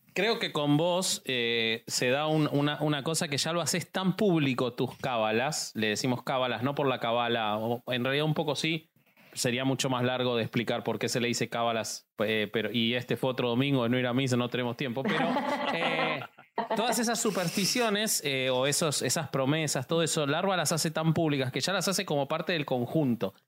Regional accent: Argentina; los argentinos somos muy supersticiosos

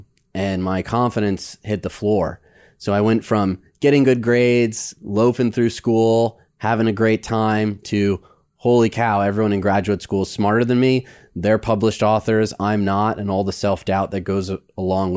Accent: Midwest, United States; Growing up in the Midwest

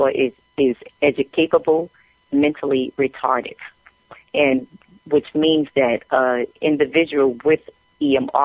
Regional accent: New York City, New York, United States; I'm originally from Brooklyn, New York, and, grew up in projects in Brooklyn

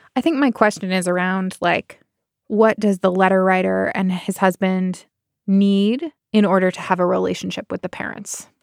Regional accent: Bay Area, California, United States; I am from the Bay Area

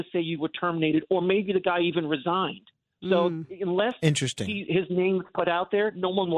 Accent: Long Island, New York, United States; being an interracial child growing up on Long Island

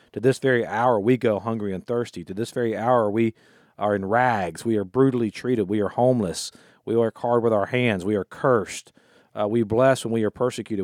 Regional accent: United States; also born or lived in Florida / Louisiana; I grew up in Florida slash Louisiana

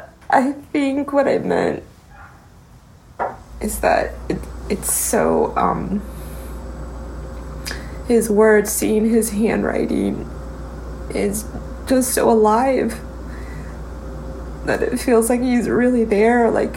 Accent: United States; born there; That because I'm American-born and I've had a very privileged life in comparison to my brothers and sisters

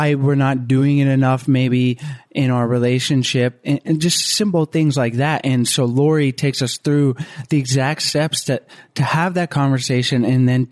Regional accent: the South, United States; also born or lived in Florida; now in Costa Rica; We're both from the South

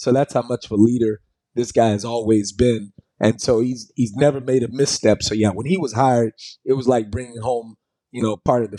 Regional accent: Houston, Texas, United States; also born or lived in Boston; came back to be a columnist here in my hometown of Houston.

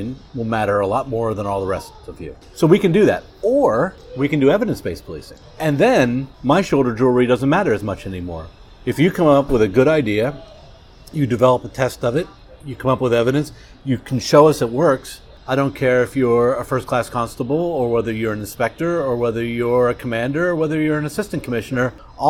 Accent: York, Pennsylvania, United States; moved away; growing up where I grew up, York, Pennsylvania

